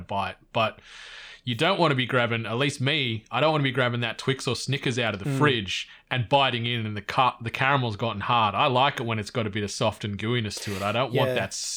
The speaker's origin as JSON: {"language": "English", "town": "Cooma", "region": "New South Wales", "country": "Australia", "tie": "born or raised there", "said": "growing up in Cooma, and my parents"}